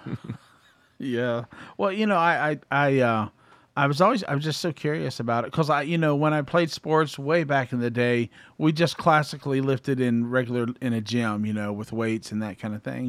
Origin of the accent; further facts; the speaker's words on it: Columbus, Ohio, United States; I grew up in Columbus, Ohio.